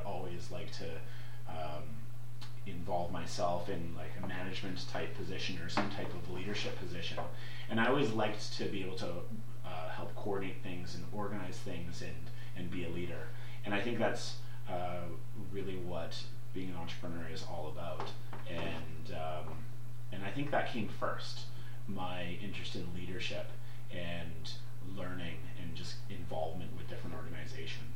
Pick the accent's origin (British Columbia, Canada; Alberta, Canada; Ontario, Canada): British Columbia, Canada; North Vancouver; I grew up in North Vancouver and went to Southern Island Secondary Public School.